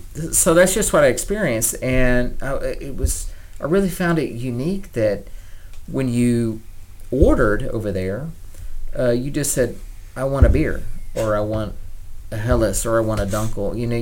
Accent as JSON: {"language": "English", "country": "Germany", "tie": "born or raised there", "said": "Yeah, I mean, I would say a portion of my life I grew up in Germany."}